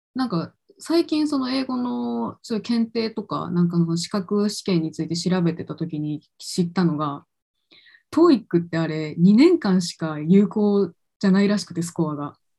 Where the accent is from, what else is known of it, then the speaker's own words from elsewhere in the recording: Kochi, Japan; moved away as an adult; also born or lived in Vancouver, Canada; now in Tokyo, Japan; 実家地元が高知県だけど地元帰ってから東京に出てきた